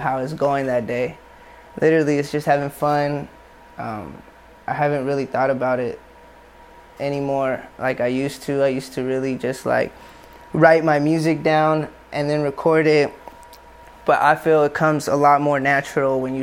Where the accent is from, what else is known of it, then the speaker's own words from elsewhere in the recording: Tracy, California, United States; Well, I'm from Tracy.